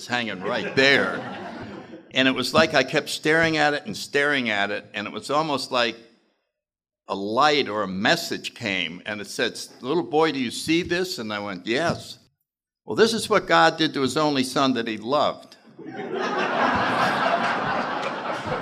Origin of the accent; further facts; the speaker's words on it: New Haven, Connecticut, United States; I grew up in New Haven, Connecticut in the 30s